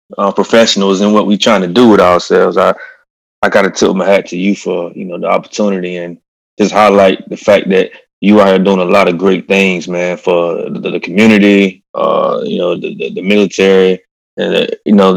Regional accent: Eatonton, Georgia, United States; moved away as an adult; I'm from Putnam County, Eatonton, Georgia, middle of Georgia. Simple upbringing

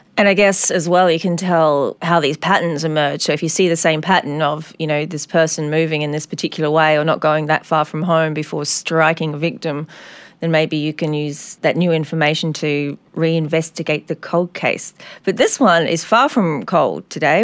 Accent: Adelaide, South Australia, Australia; my hometown of Adelaide

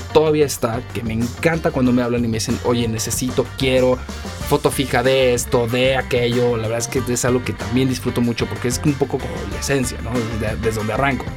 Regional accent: Mexico; como buen mexicano

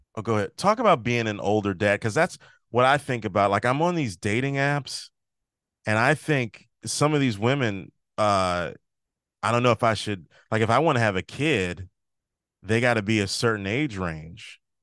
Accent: Maryland, United States; also born or lived in Chicago; now in New Jersey, United States

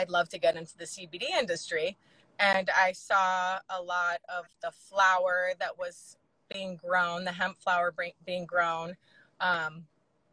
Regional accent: Alabama, United States; moved away; I'm from the South. I'm from Alabama

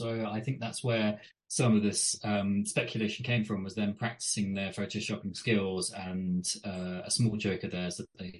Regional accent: United Kingdom; I'm British, aren't I? I've watched British politicians since the 80s.

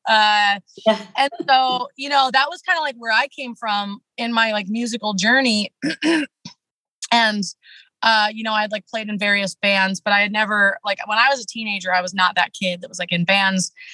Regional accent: Washington, United States; I'm from the Pacific Northwest. Uh, grew up in a small town in Washington State, rural Washington State

